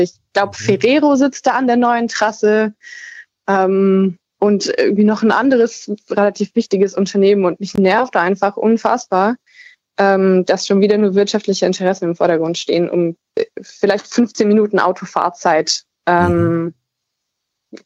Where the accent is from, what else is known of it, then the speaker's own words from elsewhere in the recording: East Saxony, Germany; ich komme eher aus, also gebürtig aus Ostsachsen und äh, lebe jetzt am anderen Ende von Sachsen